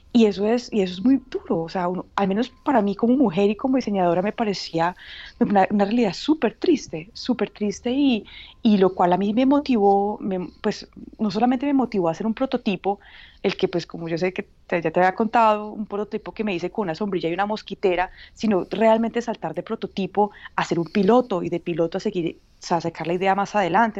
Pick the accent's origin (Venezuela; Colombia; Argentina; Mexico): Colombia; Paisa, Antioquia; moved away as an adult; now in Uganda; como buena paisa y hija de papá caficultor